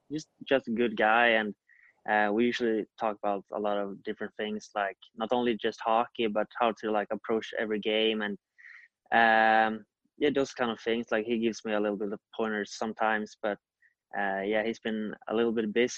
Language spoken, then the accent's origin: English; Ekerö, Stockholm County, Sweden; I started playing in my hometown in Stockholm. It's called Ekerö.